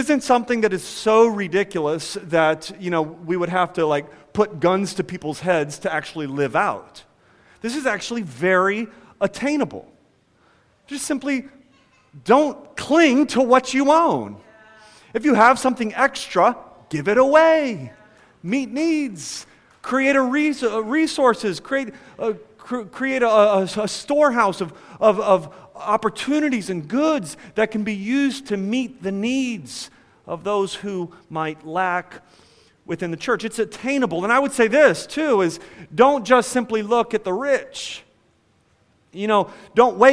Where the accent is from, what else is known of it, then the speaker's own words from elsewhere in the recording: United States; as American individualists